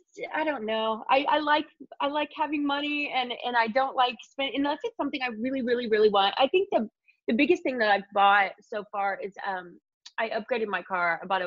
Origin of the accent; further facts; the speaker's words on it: Indiana, United States; now in Los Angeles, United States; Yeah, and we're both from Indiana, yeah.